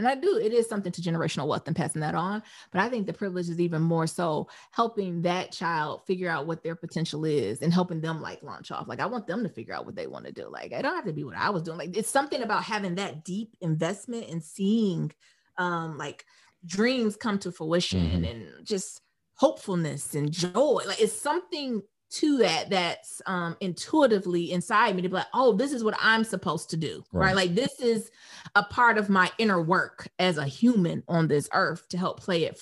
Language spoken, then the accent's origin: English; Detroit, Michigan, United States; growing up in Detroit